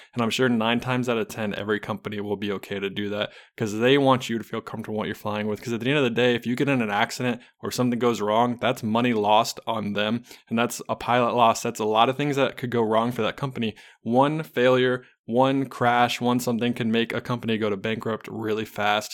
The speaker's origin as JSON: {"language": "English", "town": "Charlotte", "region": "North Carolina", "country": "United States", "said": "I am from Charlotte, North Carolina"}